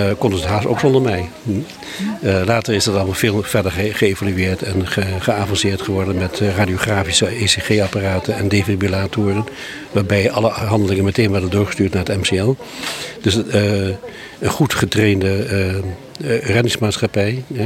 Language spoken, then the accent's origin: Dutch; Sumatra, Indonesia; now in Vlieland, Netherlands; ik ben in Sumatra opgegroeid.